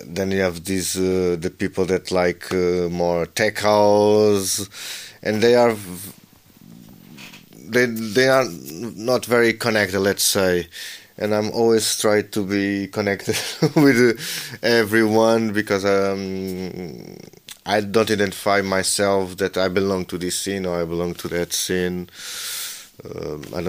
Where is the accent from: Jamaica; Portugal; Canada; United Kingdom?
Portugal; Lisbon; I'm born and raised in Lisbon